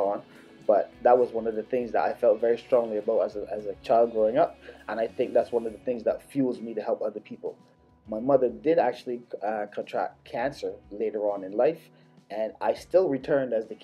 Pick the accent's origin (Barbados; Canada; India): Barbados; moved away; I was born in Barbados, born and raised